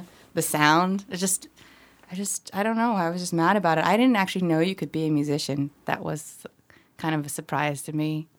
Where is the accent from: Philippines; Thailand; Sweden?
Philippines; born there; I'm from a family of immigrants. I was born in the Philippines, and we would go to the symphony with my grandparents on special occasions.